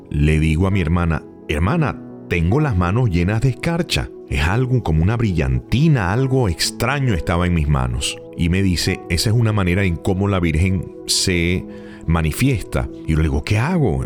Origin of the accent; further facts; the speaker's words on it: Venezuela; moved away; also born or lived in Maracaibo, Venezuela; en mi país, en Venezuela, específicamente en la ciudad de Maracaibo